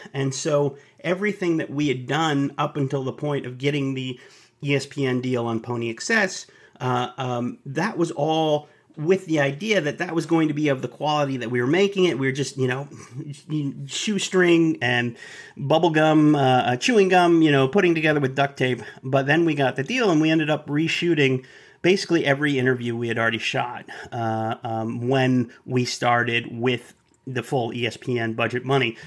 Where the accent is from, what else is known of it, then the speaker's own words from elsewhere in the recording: Dallas, Texas, United States; I'm from Dallas